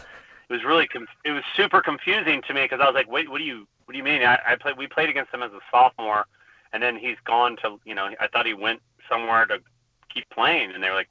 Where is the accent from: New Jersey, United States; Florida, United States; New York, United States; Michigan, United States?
Michigan, United States; Flint; also born or lived in Petoskey, Michigan; I was born in Flint, Michigan, which is where most of my family still lives. And then my parents split up when I was in seventh grade, and my mom took us up to Petoskey, Michigan.